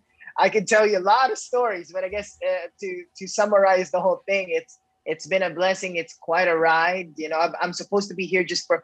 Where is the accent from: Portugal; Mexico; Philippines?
Philippines; Negros Island Region; also born or lived in Indonesia / Los Angeles; in the Philippines where I was born in Negros